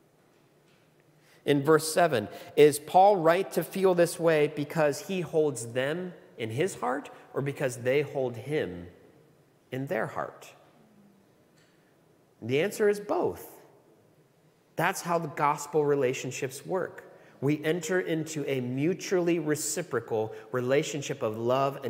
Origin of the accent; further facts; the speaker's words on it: United States; moved away as an adult; now in Australia; I'm an American. Not from these parts